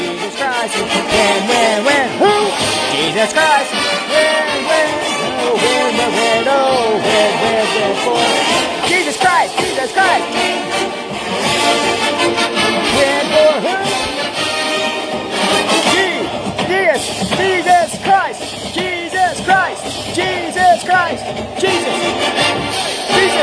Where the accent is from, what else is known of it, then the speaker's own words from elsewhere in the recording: Garber, United States; I am from Garber, you know, I came from Garber, you know, GHS is the best